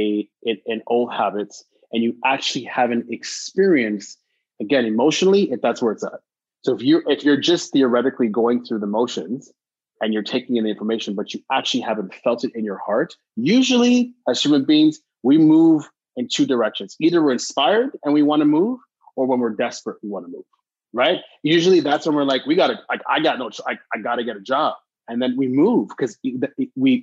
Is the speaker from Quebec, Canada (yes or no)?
yes; Montreal, Quebec, Canada; I was born and raised in Montreal, so I had an opportunity of working with the French community.